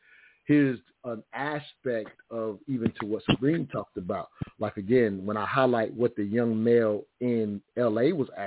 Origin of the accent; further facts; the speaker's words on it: the South, United States; growing up in the South, you can imagine, and even to add this context, the Ku Klux Klan marched in my town to the 5th grade. So I'm from that type of area.